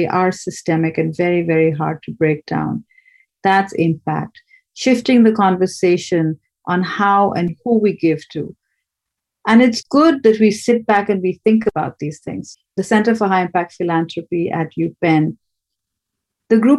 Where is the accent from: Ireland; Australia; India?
India; Kolkata, West Bengal; moved away; I grew up in Calcutta